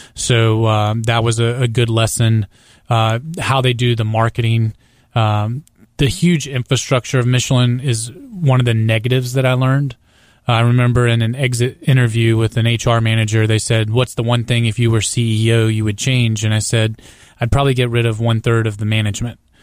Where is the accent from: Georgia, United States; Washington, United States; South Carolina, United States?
South Carolina, United States; Greenville; I grew up in Greenville, South Carolina